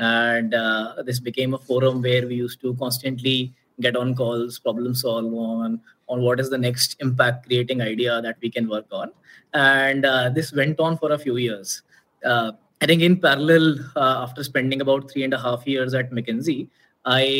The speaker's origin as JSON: {"language": "English", "town": "Bhopal", "region": "Madhya Pradesh", "country": "India", "tie": "born or raised there", "also_born_or_lived": "Mumbai", "moved": "as an adult", "said": "I come from Bhopal, born and brought up there, did my entire schooling there"}